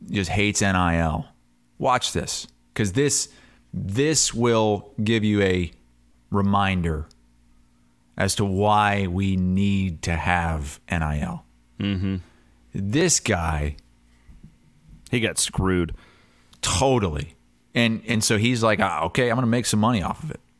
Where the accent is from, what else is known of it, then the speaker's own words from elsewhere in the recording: Iowa, United States; I'm from Eastern Iowa, so okay.